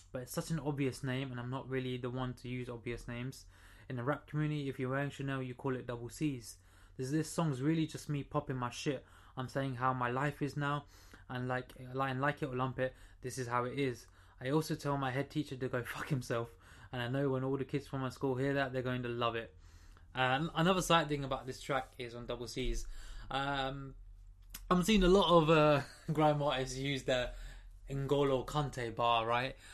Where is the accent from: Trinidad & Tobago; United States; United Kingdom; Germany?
Trinidad & Tobago; I'm from Trinidad